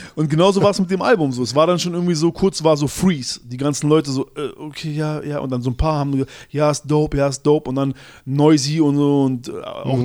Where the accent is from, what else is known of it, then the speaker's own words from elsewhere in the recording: Berlin, Germany; ich komme aus Berlin, Schöneberg